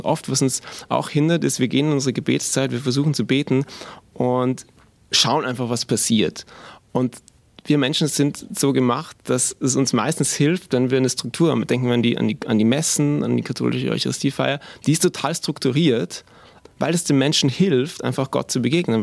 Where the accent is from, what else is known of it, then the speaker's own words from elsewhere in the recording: Vienna, Austria; moved away as an adult; now in Augsburg, Germany; wir sind eigentlich aus Wien beide, meine Frau und ich. Wir sind in Wien geboren und aufgewachsen